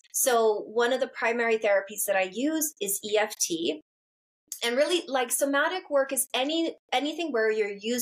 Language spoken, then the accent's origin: English; Canada; moved away; also born or lived in London; I grew up like in Canada where everyone's got a therapist.